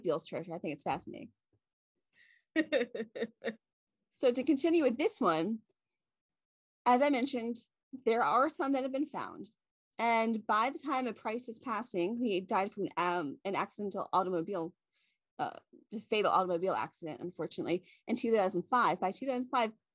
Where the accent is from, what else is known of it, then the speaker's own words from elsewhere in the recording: Virginia, United States; Virginia, so which is my home state.